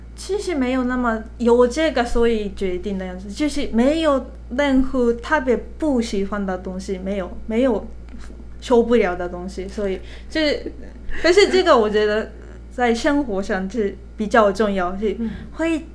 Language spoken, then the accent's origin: Chinese; Japan; Chinese is a second language; moved away as an adult; also born or lived in Philippines / Canada; now in Taiwan; 我是日本人嘛